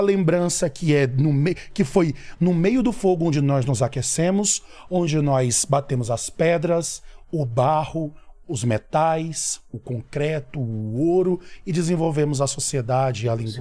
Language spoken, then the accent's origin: Portuguese; São Luís, Maranhão, Brazil; moved away; sou do Maranhão, sou natural de São Luís do Maranhão